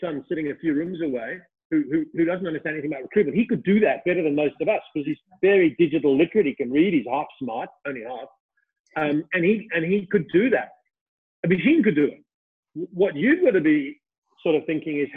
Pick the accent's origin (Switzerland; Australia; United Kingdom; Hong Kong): Australia; I was from Australia